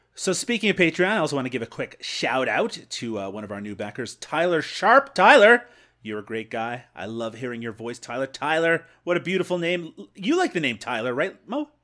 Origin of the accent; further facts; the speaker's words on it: Canada; I'm Canadian.